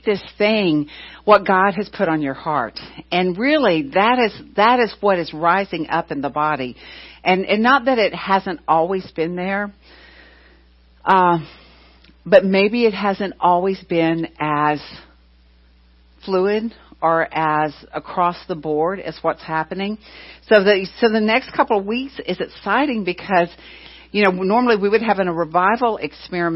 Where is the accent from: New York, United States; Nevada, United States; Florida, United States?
Florida, United States; I was from Florida